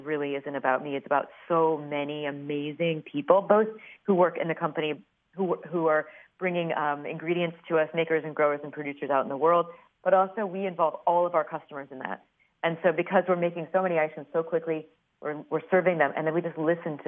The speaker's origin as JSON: {"language": "English", "town": "Peoria", "region": "Illinois", "country": "United States", "tie": "born or raised there", "said": "I grew up in Peoria, Illinois"}